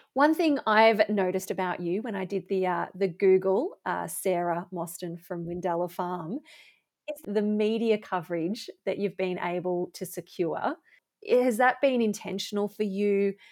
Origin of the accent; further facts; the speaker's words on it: Bendigo, Victoria, Australia; my hometown